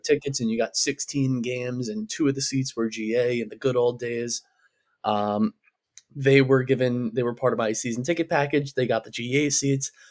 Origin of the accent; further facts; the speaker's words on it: New York, United States; being a New Yorker